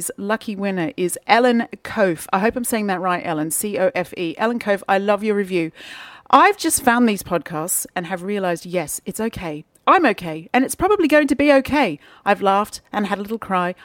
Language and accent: English; Australia; I'm from Australia and I grew up like, you know, just feeling so cut off from the rest